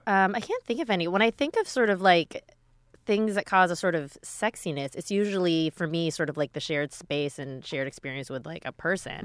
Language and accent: English; Minneapolis, Minnesota, United States; I grew up in Minneapolis